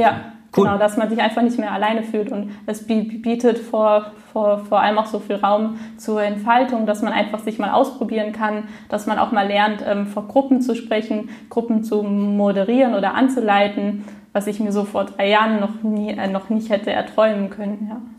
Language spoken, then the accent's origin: German; Frankfurt, Hesse, Germany; ich komme aus Frankfurt. Ich bin 27 Jahre alt